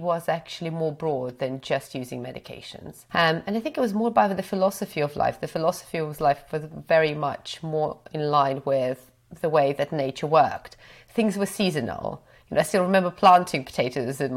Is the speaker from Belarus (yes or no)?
yes; Belarus; also born or lived in Cambridge, United Kingdom; now in United Kingdom; So I grew up in Belarus, so I wasn't born in the UK.